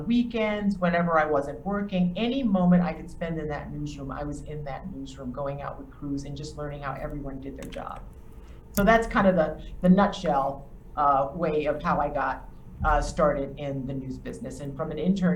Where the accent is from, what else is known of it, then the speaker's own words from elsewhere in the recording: Charleston, South Carolina, United States; moved away as an adult; I am from Charleston, South Carolina, born on John's Island.